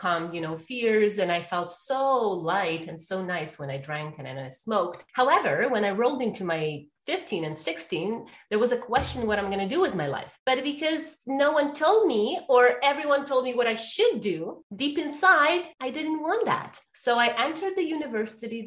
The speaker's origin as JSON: {"language": "English", "country": "Ukraine", "tie": "born or raised there", "said": "I was born and raised in Ukraine"}